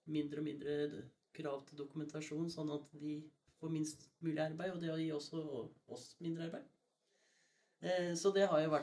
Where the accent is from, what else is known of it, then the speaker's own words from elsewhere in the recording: Skien, Telemark, Norway; Jeg er fra Skien